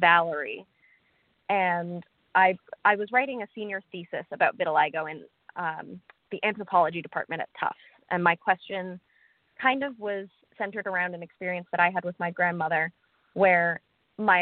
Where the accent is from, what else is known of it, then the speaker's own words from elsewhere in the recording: Lexington, Massachusetts, United States; So I am calling from Lexington, Massachusetts. I'm from here, was born and raised here, but my parents are originally from Sri Lanka